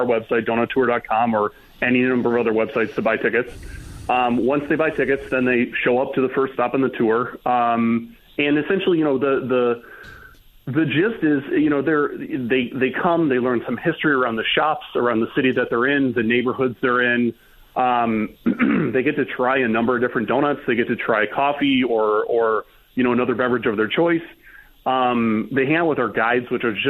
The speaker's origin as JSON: {"language": "English", "region": "Michigan", "country": "United States", "said": "I'm originally from Michigan"}